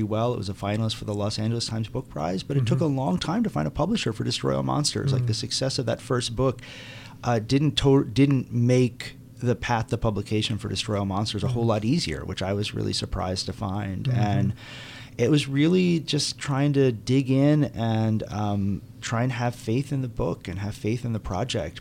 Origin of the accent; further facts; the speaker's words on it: Aruba; moved away; also born or lived in New York; I grew up in Aruba